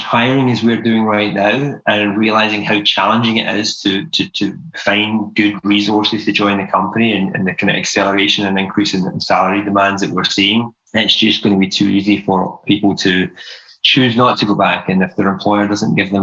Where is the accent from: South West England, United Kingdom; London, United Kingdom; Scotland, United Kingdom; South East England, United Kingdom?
Scotland, United Kingdom; moved away as an adult; now in United States; my accent is not your typical American accent. I'm originally from Scotland. I moved away from Scotland in my early 20s